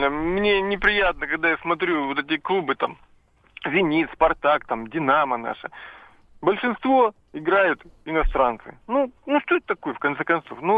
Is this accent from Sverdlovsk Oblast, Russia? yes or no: no; Volgograd, Volgograd Oblast, Russia; А, здравствуйте. … я из Волгограда.